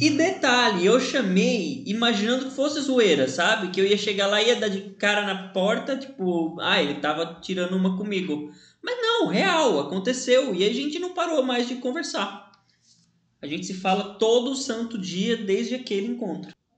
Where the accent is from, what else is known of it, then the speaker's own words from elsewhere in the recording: São Bernardo do Campo, São Paulo, Brazil; tenho 26 anos, sou de São Bernardo